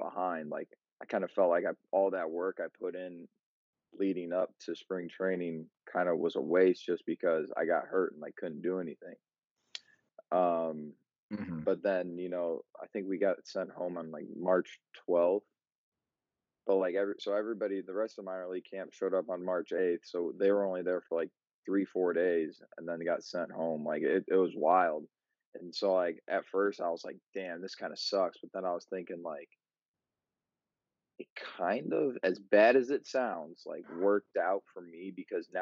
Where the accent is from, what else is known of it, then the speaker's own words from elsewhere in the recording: Munster, Indiana, United States; now in Valparaiso, United States; I'm from Munster, Indiana. Now I live out in Valpo